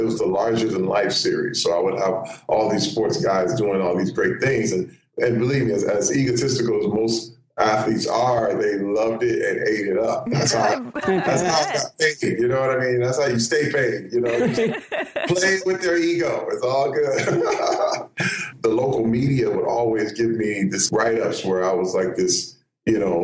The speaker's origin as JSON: {"language": "English", "town": "Flint", "region": "Michigan", "country": "United States", "tie": "born or raised there", "moved": "yes"}